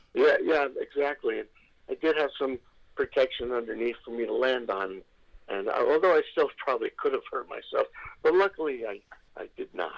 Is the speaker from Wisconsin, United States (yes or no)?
no; New York City, New York, United States; moved away; growing up in New York